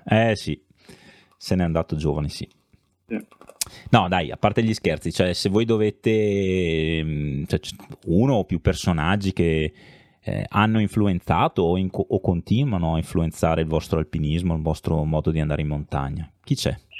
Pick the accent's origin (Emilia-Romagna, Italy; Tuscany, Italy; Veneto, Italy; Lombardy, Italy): Lombardy, Italy; Bergamo; io sono di Bergamo